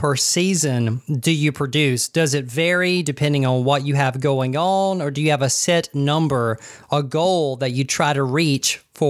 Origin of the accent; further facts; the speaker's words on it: Douglas, Georgia, United States; they just said Douglas, my hometown.